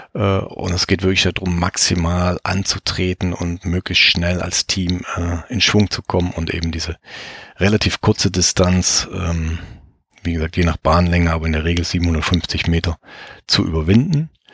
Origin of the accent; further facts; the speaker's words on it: Baden-Württemberg, Germany; moved away; ich komme ursprünglich aus Baden-Württemberg